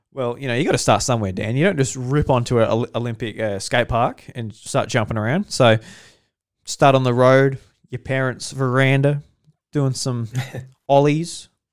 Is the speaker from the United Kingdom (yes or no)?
no; Australia; we're all Australian here.